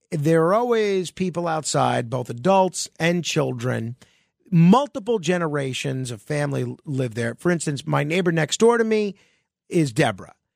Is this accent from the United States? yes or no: yes; New York, United States; my home state, and uh, I've lived my whole life in New York